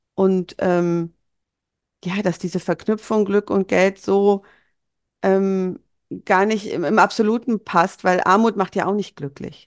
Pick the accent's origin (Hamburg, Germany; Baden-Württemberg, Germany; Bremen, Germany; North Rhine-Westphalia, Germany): North Rhine-Westphalia, Germany; Bonn; ich bin in, in Bonn geboren und aufgewachsen